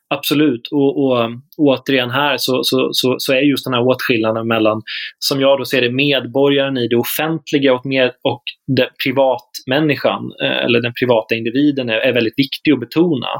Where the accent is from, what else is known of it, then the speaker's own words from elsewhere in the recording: Småland, Sweden; Jag som smålänning